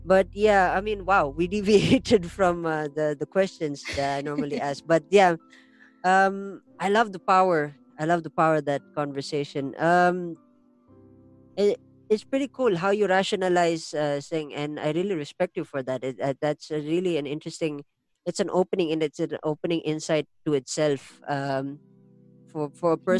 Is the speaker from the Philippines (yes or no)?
yes; La Trinidad, Cordillera Administrative Region, Philippines; I'm from the La Trinidad area, where of course we're surrounded by mountains and we are a part of the Igorot tribe